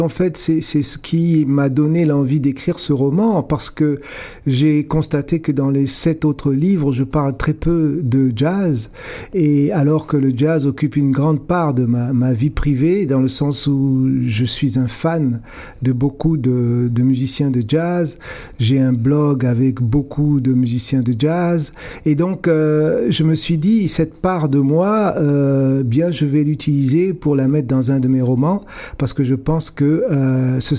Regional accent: Montreal, Quebec, Canada; born there; now in Toronto, Canada; Et je suis à Toronto depuis très longtemps. Je suis né à Montréal, je suis d'origine africaine et euh, je suis revenu à l'âge de 18 ans

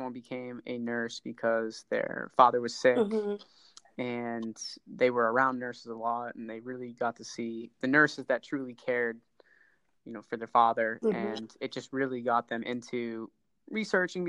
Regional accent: Boston, Massachusetts, United States; I'm from Boston

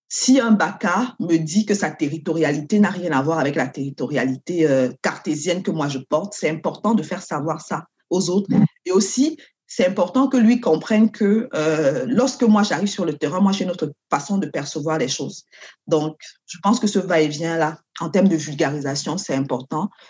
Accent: Cameroon; moved away as an adult; now in Canada; je viens du Cameroun.

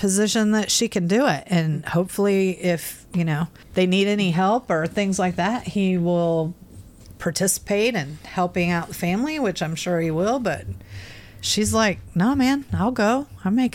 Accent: Midwest, United States; moved away; also born or lived in Pensacola, Florida; I was raised first in the Midwest and then went to Pensacola, Florida, and lived there like 30 years

